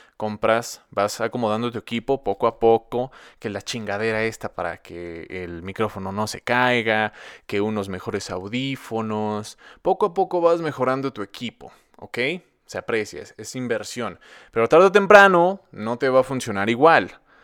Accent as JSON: {"language": "Spanish", "country": "Mexico", "said": "vivo en Latinoamérica, soy residente de México"}